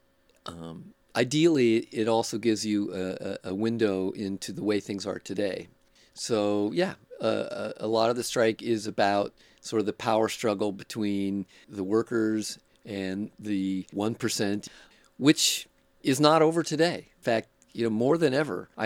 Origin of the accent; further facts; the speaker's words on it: Oakland, California, United States; also born or lived in Berkeley / San Francisco; They drove me and my brother out here when I was 2, and I grew up in Oakland